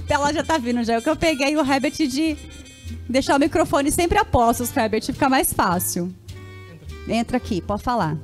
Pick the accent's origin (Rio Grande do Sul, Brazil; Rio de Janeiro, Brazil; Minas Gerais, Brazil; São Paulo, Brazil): São Paulo, Brazil; São José dos Campos; moved away as an adult; now in Caçapava, Brazil; eu sou de São José e moro em Caçapava faz quatro anos